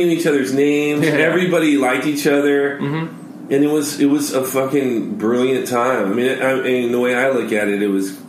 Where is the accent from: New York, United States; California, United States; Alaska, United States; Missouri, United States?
California, United States; Los Angeles; born or raised there; now in Orange County, United States